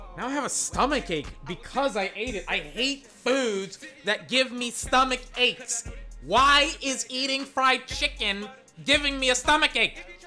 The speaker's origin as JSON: {"language": "English", "town": "Georgetown", "region": "Texas", "country": "United States", "tie": "born or raised there", "moved": "yes", "said": "my hometown of Georgetown, Texas"}